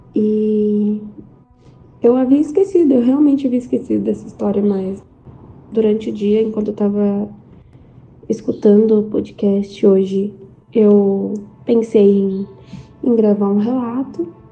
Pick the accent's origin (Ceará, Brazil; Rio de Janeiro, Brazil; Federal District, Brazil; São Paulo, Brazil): São Paulo, Brazil; interior of; eu sou do interior de São Paulo